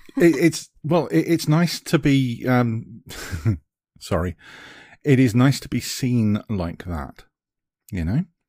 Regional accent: United Kingdom; accent: British; being a Brit

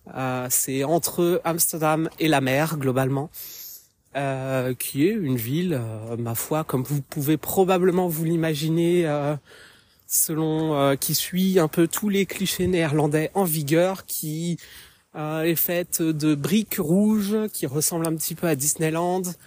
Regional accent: France; moved away as an adult; now in Haarlem, Netherlands; je suis française d'origine, mais je vis actuellement aux Pays-Bas depuis bientôt

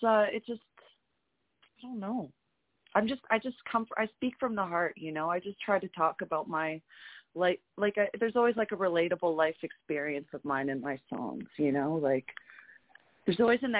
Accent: Alberta, Canada; I'm from Alberta

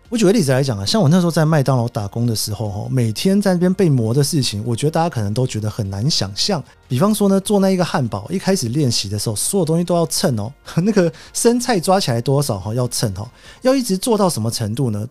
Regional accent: Taiwan; moved away as an adult; also born or lived in Japan / United States; 其实我就土生土长的台湾人嘛，在日本前前后后待了七年多， 美国也待了七年多

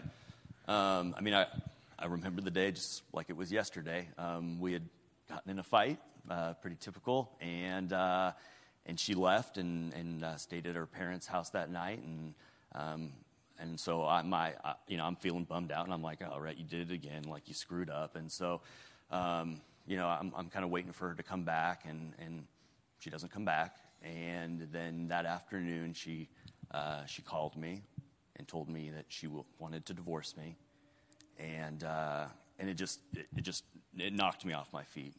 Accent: up by Seattle, Washington, United States; now in Arkansas, United States; I'm originally from uh, Washington State, uh, up by Seattle, Washington, and uh, I grew up

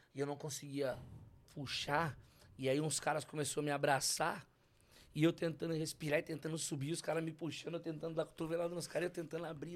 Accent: São Paulo, Brazil; Eu sou da quebrada de São Paulo

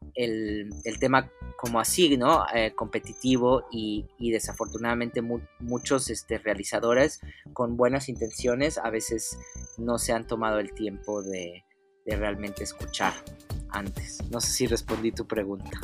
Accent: Mexico; todos como mexicanos mestizos

